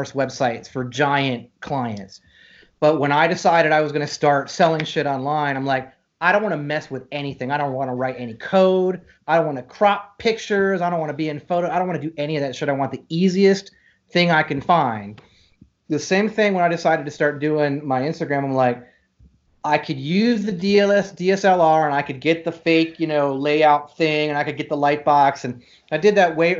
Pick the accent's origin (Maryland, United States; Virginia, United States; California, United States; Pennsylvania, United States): Virginia, United States; Shenandoah Valley; also born or lived in Texas; now in Dallas, United States; I'm from Virginia, and I grew up in Virginia and the Shenandoah Valley and the mountains